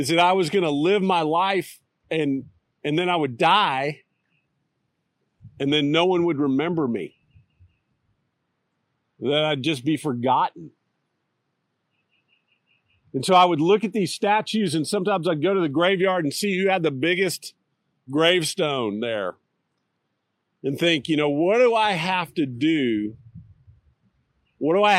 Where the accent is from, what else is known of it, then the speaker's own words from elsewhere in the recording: Austin, Texas, United States; now in Fayetteville, United States; As a kid growing up in Austin